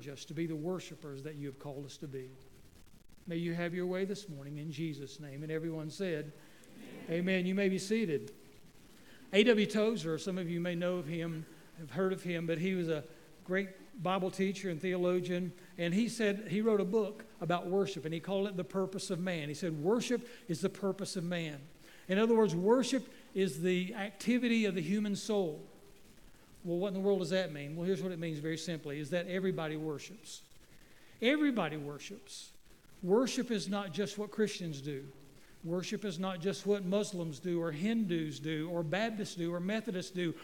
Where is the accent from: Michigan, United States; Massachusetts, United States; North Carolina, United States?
North Carolina, United States; Waynesville; I grew up in Waynesville, North Carolina